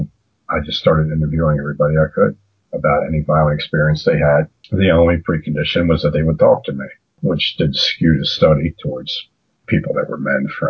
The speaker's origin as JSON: {"language": "English", "area": "Baltimore County", "region": "Maryland", "country": "United States", "tie": "born or raised there", "also_born_or_lived": "Washington County, Pennsylvania", "said": "I was raised in Baltimore County and in Washington County, Pennsylvania."}